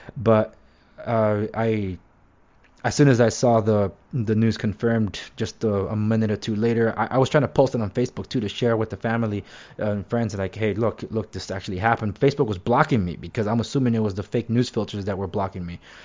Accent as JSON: {"language": "English", "town": "Los Angeles", "region": "California", "country": "United States", "tie": "born or raised there", "lives_now": "Orange County, United States", "said": "even though I live in Orange County, I was born and raised in Los Angeles"}